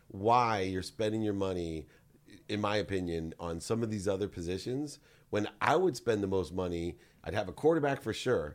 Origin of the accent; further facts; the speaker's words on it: San Diego, California, United States; I grew up in San Diego